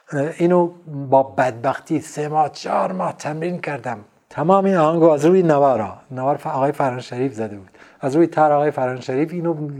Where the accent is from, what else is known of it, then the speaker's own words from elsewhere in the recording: Sanandaj, Kurdistan, Iran; also born or lived in Urmia; من بچه سنندج هستم اما تو ارومیه به دنیا اومدم